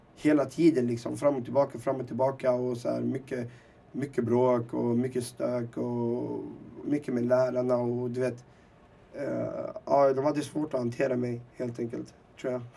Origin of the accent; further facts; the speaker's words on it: Sweden; also born or lived in Timsamane, Rif Mountains, Morocco; jag var fyra år, uh, skulle fylla fem. Så jag fyllde fem i Sverige